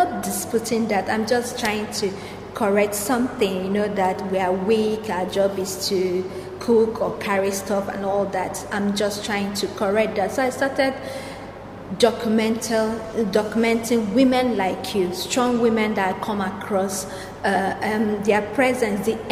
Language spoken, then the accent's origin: English; Nigeria; I'm a Nigerian, I'm an African woman.